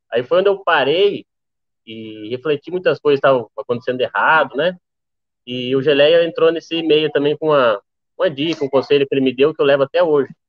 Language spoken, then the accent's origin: Portuguese; Rio Grande do Sul, Brazil; also born or lived in Mato Grosso; tenho 23 anos, sou natural do Mato Grosso, porém eu só nasci no Mato Grosso e fui embora para o Rio Grande do Sul, onde eu me criei lá, né?